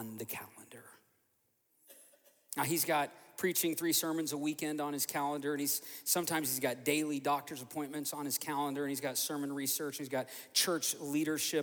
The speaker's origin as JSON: {"language": "English", "region": "Oklahoma", "country": "United States", "tie": "born or raised there", "also_born_or_lived": "Joliet, Illinois", "moved": "as an adult", "lives_now": "Fort Myers, United States", "said": "we were both born in Oklahoma, born and raised in Oklahoma"}